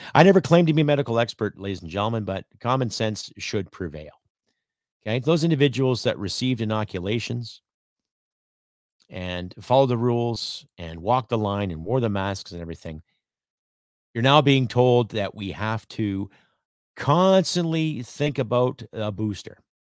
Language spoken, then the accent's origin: English; Canada; As a Canadian